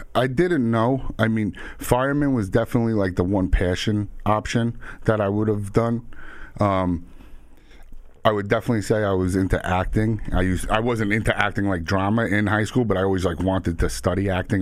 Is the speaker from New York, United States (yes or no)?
yes; Suffolk County, Long Island, New York, United States; also born or lived in Queens, New York; I grew up out east in Suffolk and in Queens